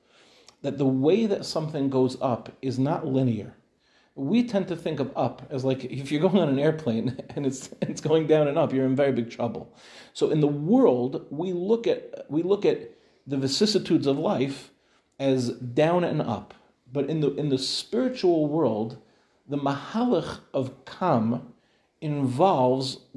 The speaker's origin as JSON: {"language": "English", "country": "United States", "moved": "yes", "lives_now": "Israel", "said": "as an American, I was living in America when we built our apartment"}